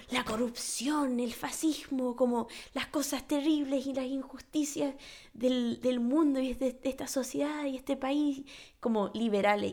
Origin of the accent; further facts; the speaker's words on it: New York, United States; siendo primer generación nacida en Nueva York